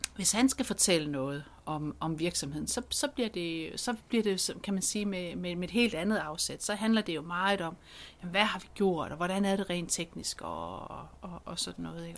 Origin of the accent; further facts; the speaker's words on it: Central Jutland, Central Denmark Region, Denmark; Jeg kommer jo der fra Midtjylland